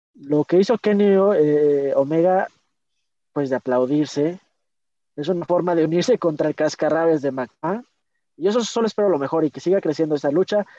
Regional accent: Mexico; yo como mexicano

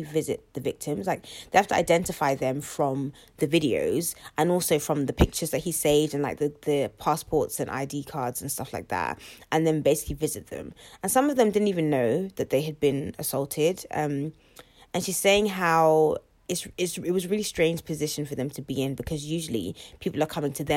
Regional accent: United Kingdom; We're British

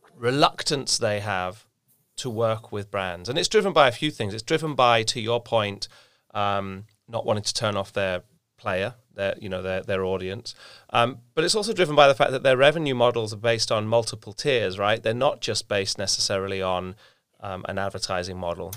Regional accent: England, United Kingdom; being English

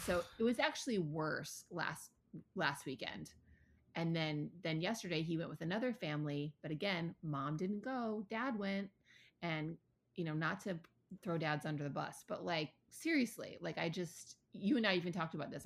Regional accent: Ann Arbor, Michigan, United States; I grew up in Ann Arbor, Michigan

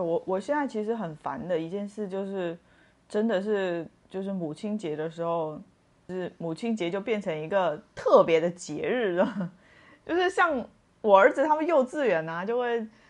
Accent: Sichuan, China; now in Tainan, Taiwan; 我得回四川去

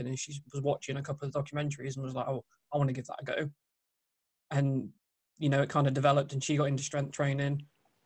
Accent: United Kingdom; as British

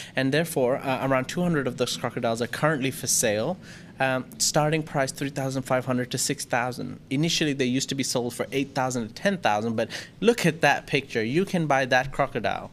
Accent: Thailand; I grew up in Thailand, I've been here too long

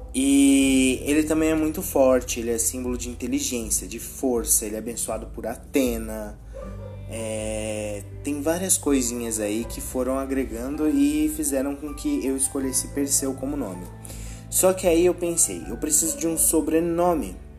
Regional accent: Brazil; eu sou brasileiro

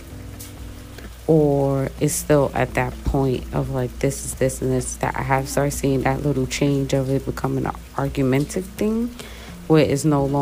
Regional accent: United States; I'm American

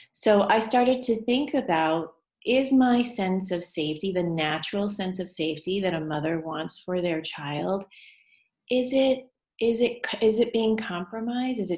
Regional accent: United States; I am Chinese American

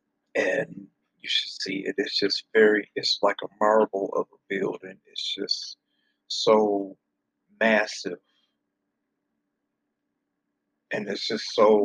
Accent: Flint, Michigan, United States; I am originally from Flint, Michigan.

